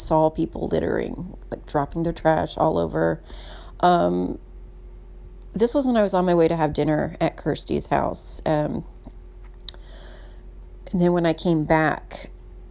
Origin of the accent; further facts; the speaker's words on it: Indianapolis, Indiana, United States; also born or lived in Texas; now in San Francisco, United States; Growing up in the Midwest, before I moved to Texas, there was a St. Paddy's Day parade every year in Indianapolis